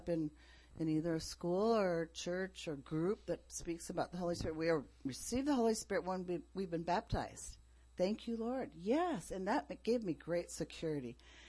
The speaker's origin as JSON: {"language": "English", "country": "Japan", "tie": "born or raised there", "said": "Some of you know I grew up in Japan."}